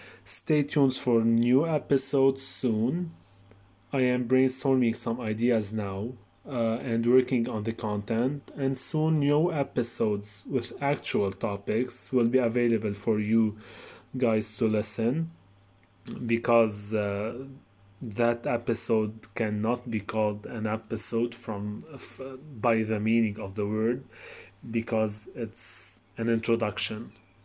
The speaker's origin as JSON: {"language": "English", "country": "Lebanon", "said": "I am … from Lebanon. I am 23 years old"}